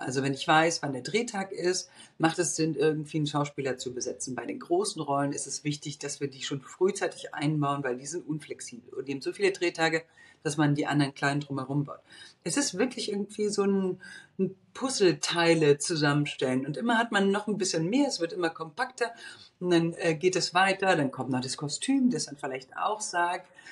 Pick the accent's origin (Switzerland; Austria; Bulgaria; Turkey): Bulgaria; moved away; also born or lived in Munich, Germany; Ich bin, wie gesagt, im Osten aufgewachsen, in Bulgarien geboren